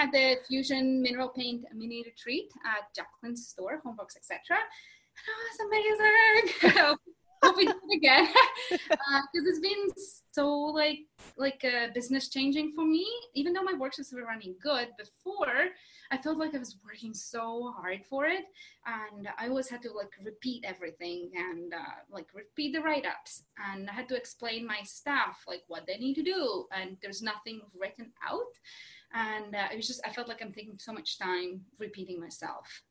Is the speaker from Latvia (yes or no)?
yes; Latvia; moved away as an adult; also born or lived in Kelowna, Canada; now in West Kelowna, Canada; I'm originally from Latvia. That's a small country in Eastern Europe